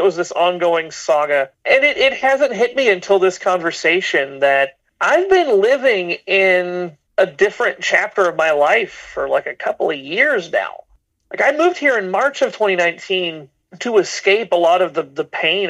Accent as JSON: {"language": "English", "region": "the South", "country": "United States", "tie": "born or raised there", "said": "I grew up in the South"}